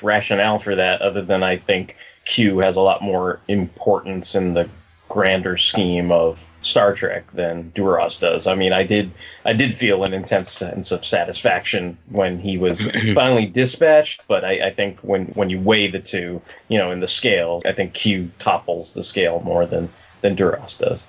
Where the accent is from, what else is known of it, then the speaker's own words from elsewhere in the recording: United States; I'm an American